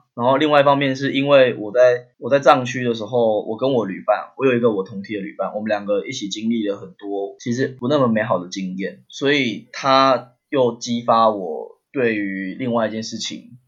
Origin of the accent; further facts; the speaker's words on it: Taiwan; 我们是台湾人